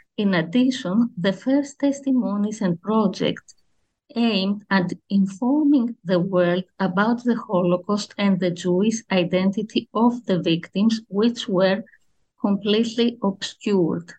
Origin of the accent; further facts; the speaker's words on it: Athens, Attica, Greece; I grew up in Athens